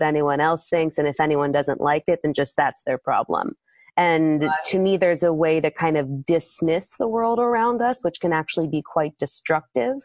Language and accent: English; East Coast, United States; moved away as an adult; also born or lived in Maryland / California; I'm from the East Coast originally